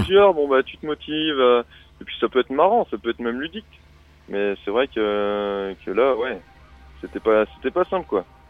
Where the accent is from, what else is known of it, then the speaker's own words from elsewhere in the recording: Vendée, Pays de la Loire, France; je suis de Vendée originairement